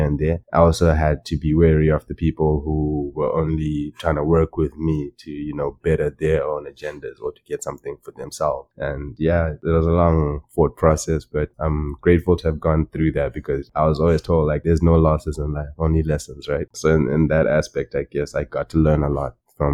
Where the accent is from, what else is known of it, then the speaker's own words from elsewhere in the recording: Chinhoyi, Mashonaland West, Zimbabwe; like that's the city that I grew up in Zimbabwe.